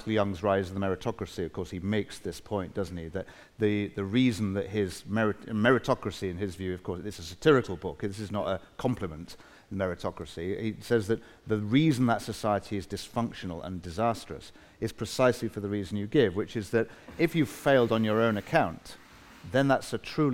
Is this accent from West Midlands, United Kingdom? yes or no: no; Manchester, North West England, United Kingdom; I grew up in Manchester, in a not particularly salubrious part of town